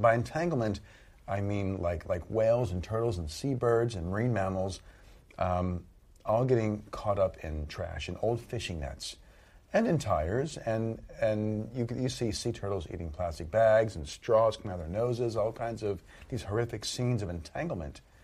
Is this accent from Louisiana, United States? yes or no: yes; Southern Louisiana, United States; I grew up in Southern Louisiana